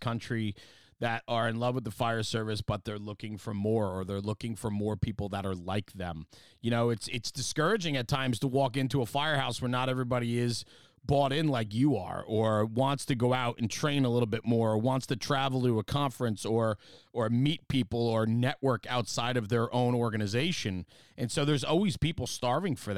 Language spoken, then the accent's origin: English; New Jersey, United States; I'm just from New Jersey